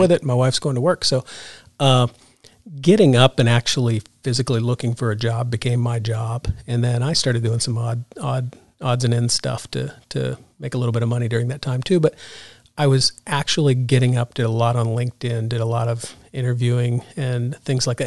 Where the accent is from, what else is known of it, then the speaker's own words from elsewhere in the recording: Ohio, United States; moved away; I grew up in Ohio, went to Ohio State